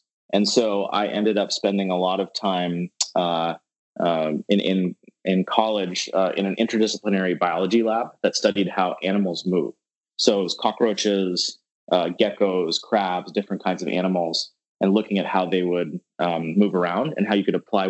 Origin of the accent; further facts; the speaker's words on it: Atlanta, Georgia, United States; also born or lived in Baton Rouge, Louisiana / Dallas, Texas; But I was born in Atlanta and then I lived in Baton Rouge, Louisiana, and then Dallas, Texas before I moved to the Bay Area for school.